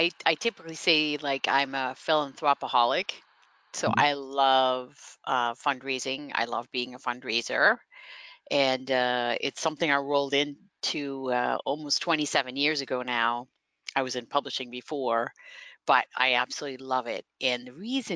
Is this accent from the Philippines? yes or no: no; Netherlands; first language Dutch; English is a second language; moved away as an adult; also born or lived in Cape Cod, Massachusetts; now in United States; as a young person growing up, you had to learn English, you know, like Dutch is obviously the first language, but then you learn English. And then what I grew up near the German and Belgian border.